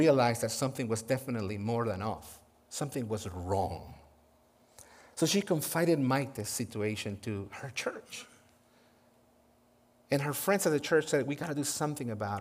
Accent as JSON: {"language": "English", "country": "Guatemala", "tie": "born or raised there", "moved": "yes", "said": "I was born and raised in Guatemala"}